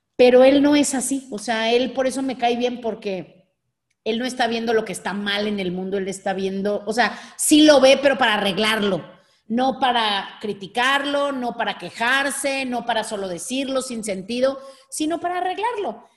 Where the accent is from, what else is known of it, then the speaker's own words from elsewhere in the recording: Mexico; Nosotros, México